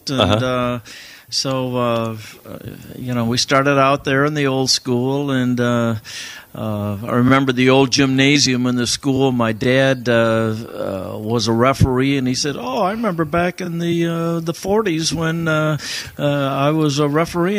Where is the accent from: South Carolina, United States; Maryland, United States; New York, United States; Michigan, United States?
Michigan, United States; Big Rapids; also born or lived in Allegan, Michigan; then we moved to Big Rapids. He was the registrar at Ferris. Got that job and kind of grew up in Big Rapids